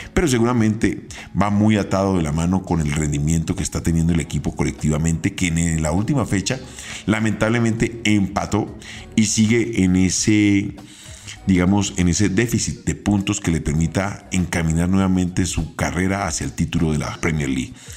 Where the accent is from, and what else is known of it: Colombia